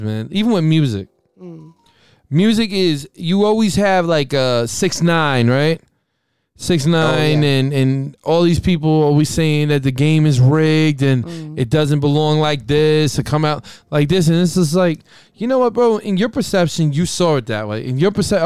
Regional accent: United States; I'm from America.

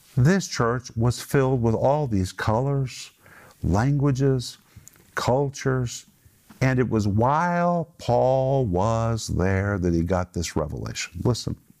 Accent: United States; moved away as an adult; now in Russia; I was raised in America.

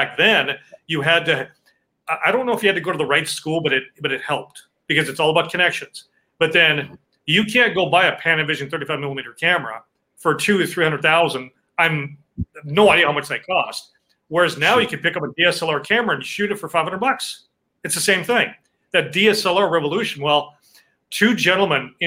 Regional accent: North Dakota, United States; moved away as an adult; also born or lived in Montana / San Antonio / Arizona; I'm from North Dakota

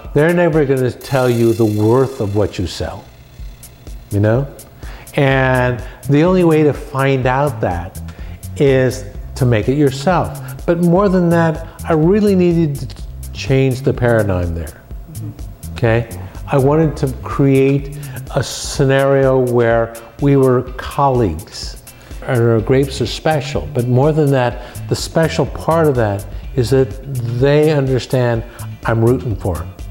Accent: San Francisco, California, United States; I was born and raised in San Francisco

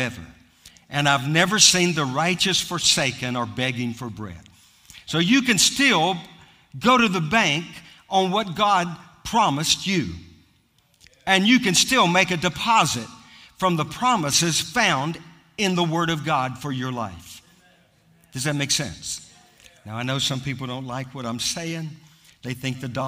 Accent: United States; I'm American

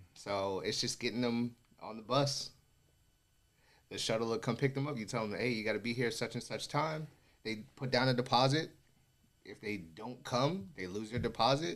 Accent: Las Vegas, Nevada, United States; I grew up in Vegas

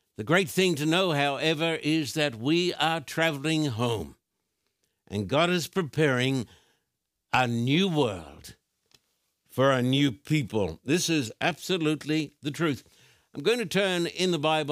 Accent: Australia; I've just come from Australia

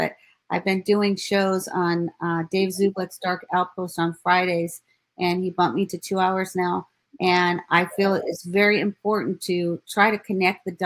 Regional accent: Ives Estates, Florida, United States; I was raised in Ives Estate. So I lived 13 minutes from the Walsh family. My grandmother lived in Hollywood

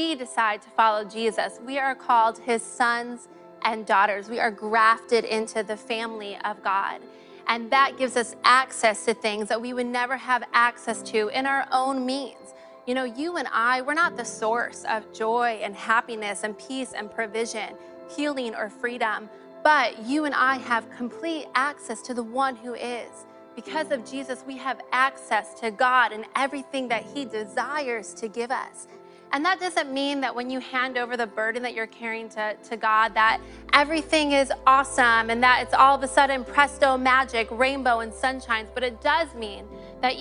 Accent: Ohio, United States; moved away; also born or lived in Illinois; I grew up in the great state of Ohio.

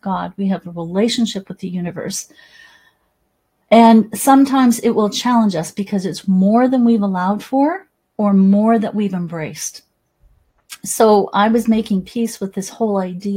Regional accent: Salmon Arm, British Columbia, Canada; So I remember growing up in Salmon Arm, BC, in the interior of British Columbia, Canada

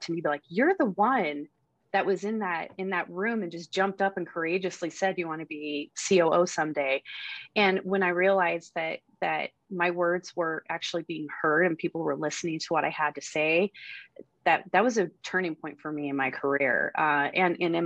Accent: Colorado, United States; being here at Colorado has been an amazing experience, because now I'm back in my hometown

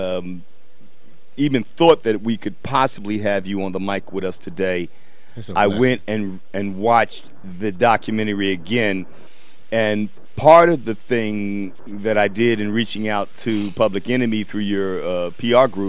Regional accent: Philadelphia, Pennsylvania, United States; I'm from Philly

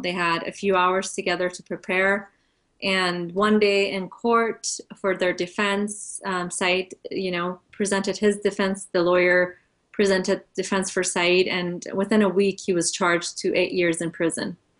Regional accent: United States; also born or lived in Iran; grew up here

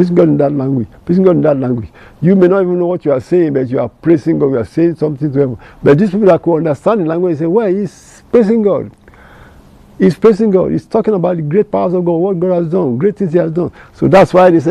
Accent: Nigeria; first language Yoruba; English is a second language; I'm from Nigeria, Africa, and I have my local language, Yoruba

